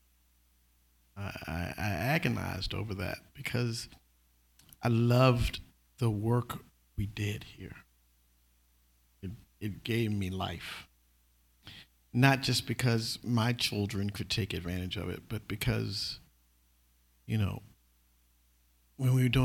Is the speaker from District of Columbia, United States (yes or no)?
yes; Washington, District of Columbia, United States; moved away as an adult; also born or lived in Atlanta, Georgia; now in California, United States; I'm from Washington, D.C., and my family was primarily on the East Coast